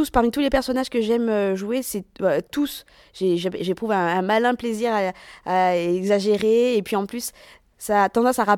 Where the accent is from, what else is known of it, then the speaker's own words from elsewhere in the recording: Madagascar; now in Grenoble, France; Je fais jeune comme tous les malgaches. Et tu sais, quand t'es malgache, on sait pas trop d'où tu viens.